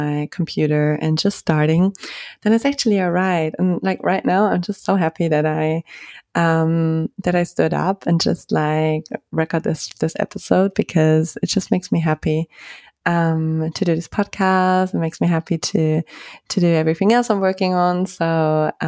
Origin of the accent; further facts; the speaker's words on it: Germany; moved away; I'm from Germany